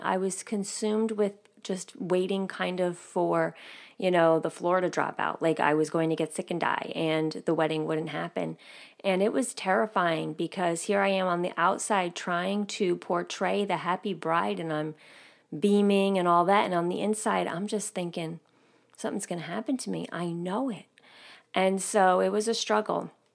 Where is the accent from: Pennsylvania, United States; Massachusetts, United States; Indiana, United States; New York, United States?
New York, United States; I grew up living right outside of New York City